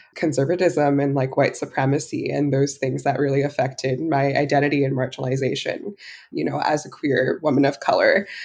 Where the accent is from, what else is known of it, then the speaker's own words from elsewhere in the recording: New Jersey, United States; I actually am back in my hometown, but I grew up here. It's a predominantly white and conservative suburb pretty affluent in New Jersey